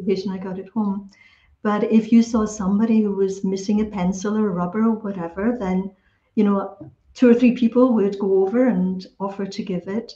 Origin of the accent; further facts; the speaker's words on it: Scotland, United Kingdom; it was part of my upbringing, when I'm Scottish origin. So part of the upbringing is the Scottish education